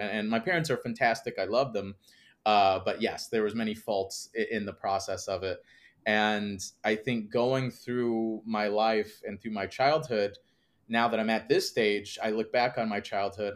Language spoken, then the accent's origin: English; Northwest Indiana, United States; I grew up outside Chicago, Northwest Indiana